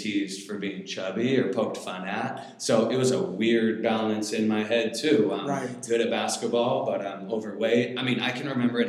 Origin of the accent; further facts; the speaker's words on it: Federal Way, Washington, United States; I grew up in Federal Way my whole life.